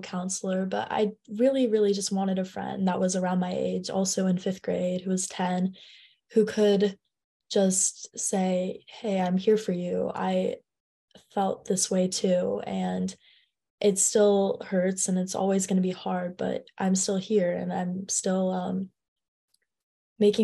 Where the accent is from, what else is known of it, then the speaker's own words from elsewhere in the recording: San Francisco, California, United States; I am in 10th grade and I'm from San Francisco, California.